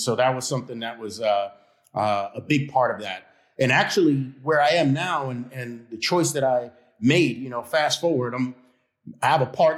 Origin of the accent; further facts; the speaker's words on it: New York City, New York, United States; I was born in Harlem Hospital. And, you know, I had a great upbringing, though, despite the area that I was brought up